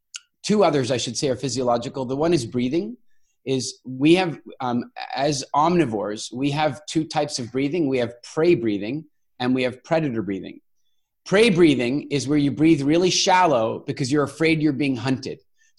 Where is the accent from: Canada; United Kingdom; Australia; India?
Canada; also born or lived in South Africa / Cork, Ireland; You know, I'm a South African born, Canadian raised, global citizen that's lived all over the world, including in, as I mentioned, in Cork, Ireland